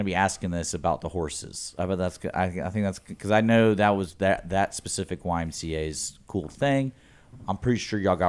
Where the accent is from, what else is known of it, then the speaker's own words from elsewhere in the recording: Houston, Texas, United States; I grew up in Houston